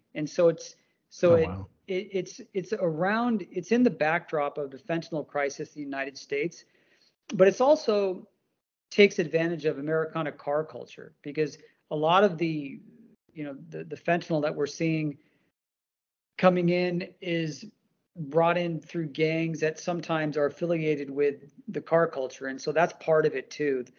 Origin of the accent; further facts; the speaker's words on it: India; I'm from India